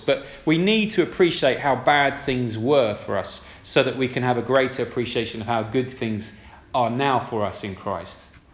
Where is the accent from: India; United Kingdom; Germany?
United Kingdom; We're decent British citizens